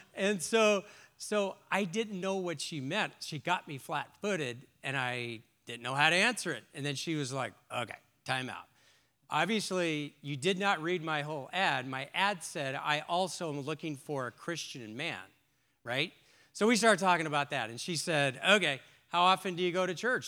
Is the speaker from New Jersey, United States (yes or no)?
no; Long Beach, California, United States; I grew up on the West Coast in, in Long Beach, California